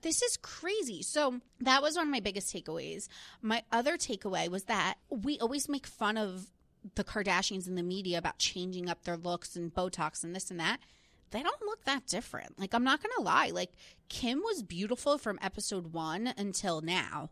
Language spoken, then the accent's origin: English; New Jersey, United States; I was from New Jersey